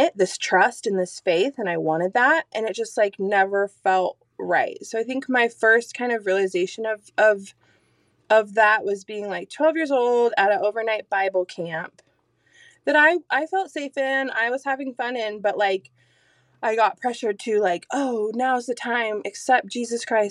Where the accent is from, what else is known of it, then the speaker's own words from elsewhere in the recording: Azalea, Oregon, United States; also born or lived in Alaska; I was born in Grants Pass, taken home to Azalea on Cow Creek, where I still, not the same home, but still live